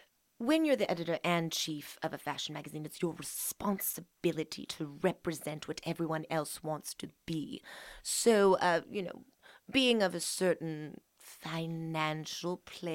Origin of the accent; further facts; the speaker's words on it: Pennsylvania, United States; I am from Pennsylvania, Dutch country. And then I moved to England when I was 2.5. And then I moved back to Pennsylvania, Dutch country 3 months later.